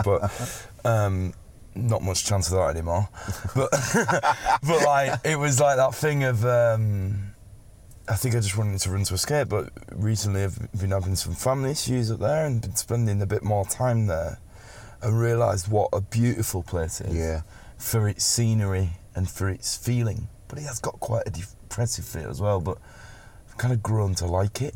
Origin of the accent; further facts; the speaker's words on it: Settle, Yorkshire and the Humber, United Kingdom; moved away; also born or lived in London; And I'm from Settle. Yeah, which right, is this yeah, little tiny little town in the middle of the North Yorkshire Dales.